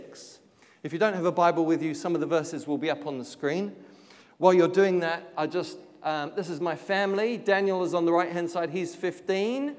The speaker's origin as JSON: {"language": "English", "region": "London", "country": "United Kingdom", "tie": "born or raised there", "moved": "yes", "lives_now": "Auckland, New Zealand", "said": "Born in London, but now living in Sandringham."}